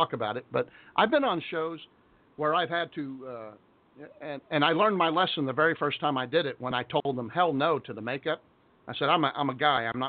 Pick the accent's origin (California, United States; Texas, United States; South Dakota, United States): Texas, United States; Being military, being a Texan